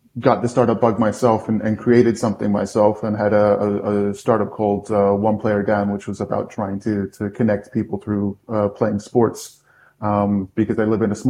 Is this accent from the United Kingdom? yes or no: yes; United Kingdom; also born or lived in United States; now in Austria; I am American, but grew up in the UK.